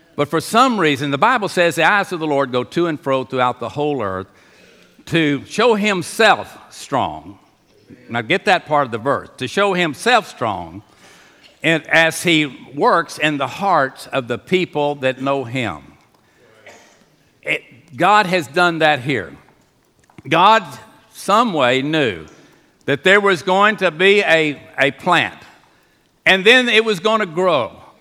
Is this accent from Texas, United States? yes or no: yes; Houston, Texas, United States; I was raised in Union Baptist Association